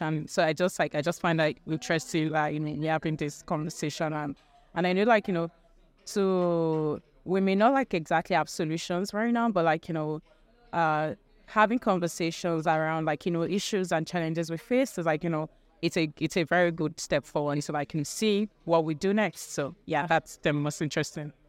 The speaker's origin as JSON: {"language": "English", "country": "Nigeria", "moved": "as an adult", "lives_now": "United Kingdom", "said": "I'm from Nigeria, but I currently live in the U K 'cause I'm doing my master's."}